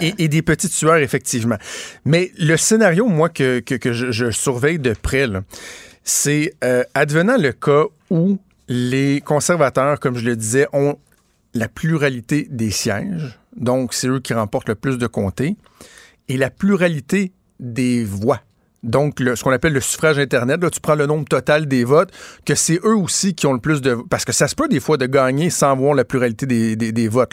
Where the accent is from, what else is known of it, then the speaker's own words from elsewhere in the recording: Quebec City, Quebec, Canada; je viens de Québec